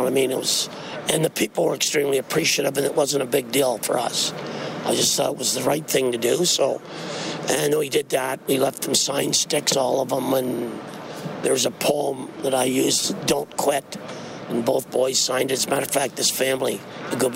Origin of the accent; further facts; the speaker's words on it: Saskatchewan, Canada; moved away; my hometown in Saskatchewan